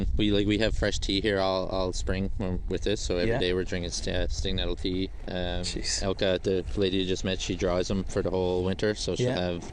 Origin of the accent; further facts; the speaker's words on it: Southern Shore, Newfoundland and Labrador, Canada; also born or lived in The Battery, St. John's; I grew up on the Southern Shore.